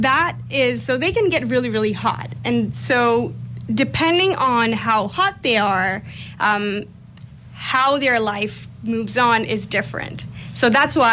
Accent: India; moved away as an adult; also born or lived in Toronto; now in London, Canada; I come from, comparatively a smaller town in India

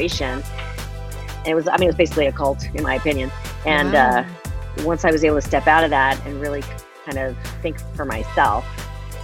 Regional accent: Connecticut, United States; I grew up in Connecticut

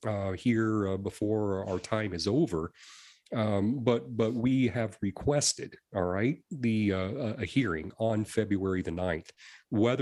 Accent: Springfield, Missouri, United States; I was born and raised around the Springfield, Missouri area. Been here all my life

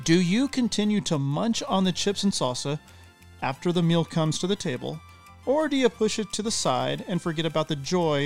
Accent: El Paso, Texas, United States; now in Tennessee, United States; I'm from El Paso, and we have sopapillas at the end of every meal there.

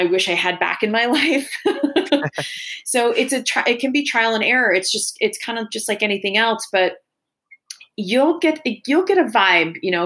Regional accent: New York, United States; we grew up in New York

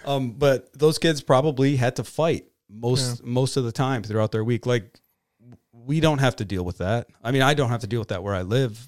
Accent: Bronx, New York, United States; also born or lived in Detroit; growing up in the Bronx and then Detroit and back and forth from all these, you know, not poor cities, but, you know, impoverished cities.

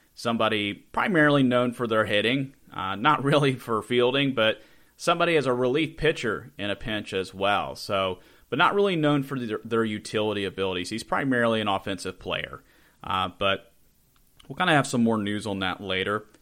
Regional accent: Charleston, West Virginia, United States; I am from the Charleston area, not Huntington

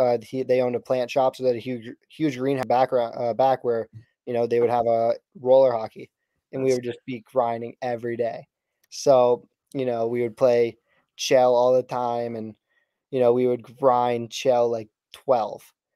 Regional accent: New England, United States; I'm from New England

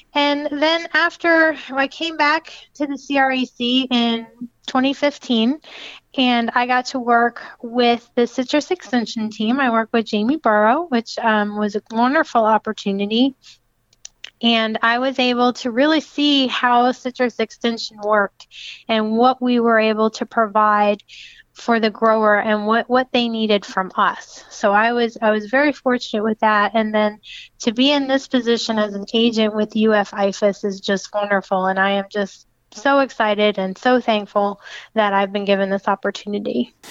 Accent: Lakeland, Florida, United States; I'm from Lakeland

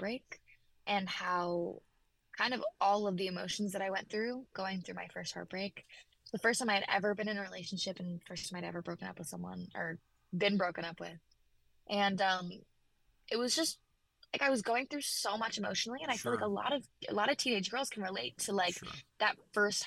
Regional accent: Memphis, Tennessee, United States; I grew up in Memphis, Tennessee, so country music is really where I came from

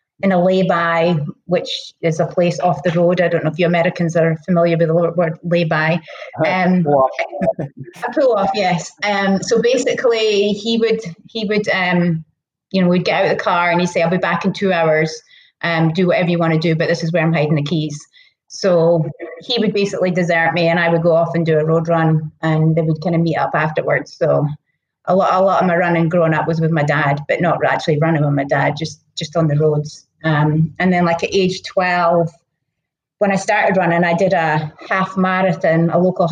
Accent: Scotland, United Kingdom; accent: Scottish; moved away as an adult; now in United States; I was born in Scotland. I came here about 16 years ago

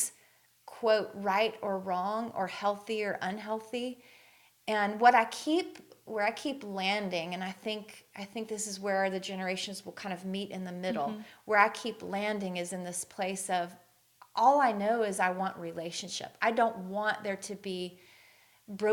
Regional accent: the South, United States; moved away as an adult; the way I was raised in the South, was obviously very conservative

